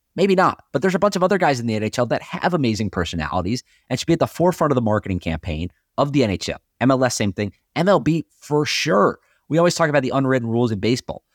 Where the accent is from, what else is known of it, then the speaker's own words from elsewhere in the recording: North Carolina, United States; I grew up in North Carolina, my dad is from New Jersey